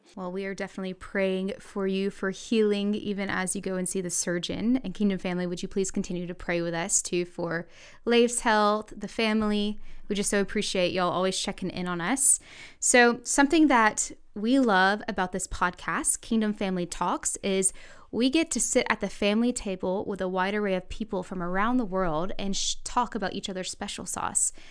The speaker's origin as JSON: {"language": "English", "region": "the South", "country": "United States", "tie": "born or raised there", "said": "I grew up in the South"}